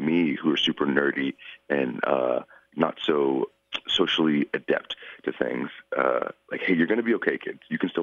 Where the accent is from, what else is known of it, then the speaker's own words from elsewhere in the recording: Georgia, United States; moved away as an adult; also born or lived in Florida / Japan; I was raised in Georgia, but I went down to Florida for the school